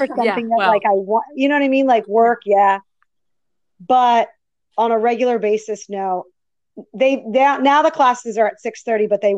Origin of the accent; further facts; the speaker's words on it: Woodbury, New Jersey, United States; So I grew up in Woodbury, New Jersey